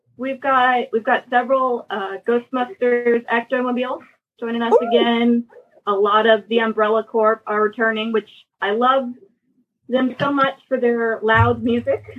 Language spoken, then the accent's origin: English; Atlanta, Georgia, United States; I actually live born and raised in the Atlanta metro area